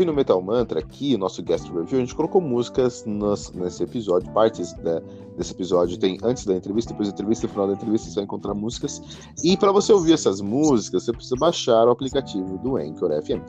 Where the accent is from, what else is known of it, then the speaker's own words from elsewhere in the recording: Belo Horizonte, Minas Gerais, Brazil; Sim, sou mineiro, exatamente.